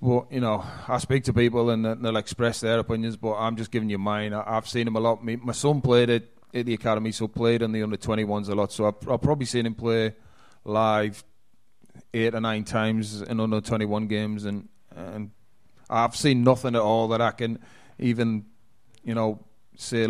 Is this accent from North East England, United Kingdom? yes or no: yes; Geordie, North East England, United Kingdom; I'm a Geordie as well